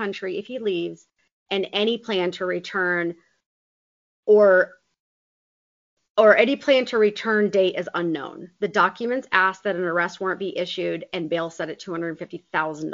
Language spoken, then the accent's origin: English; Fort Myers, Florida, United States; near Fort Myers, Florida. My hometown.